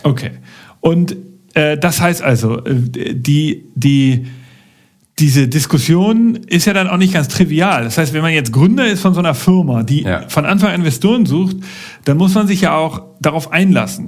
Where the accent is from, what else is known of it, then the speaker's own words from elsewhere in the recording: Germany; bei uns in Deutschland